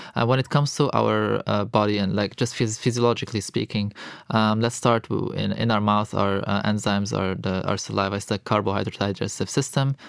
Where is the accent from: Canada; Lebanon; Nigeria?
Lebanon; moved away as an adult; also born or lived in Europe; I'm born and raised in Lebanon. Um, so I am Lebanese